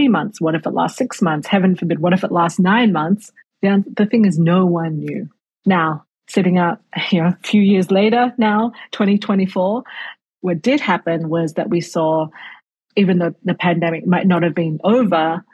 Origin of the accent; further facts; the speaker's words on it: Australia; moved away; I grew up in Australia